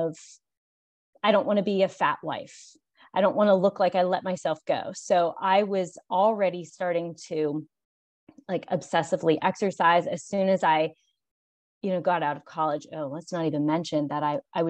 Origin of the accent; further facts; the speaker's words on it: Pittsburgh, Pennsylvania, United States; moved away as an adult; now in Charleston, United States; I'm originally from Pittsburgh, Pennsylvania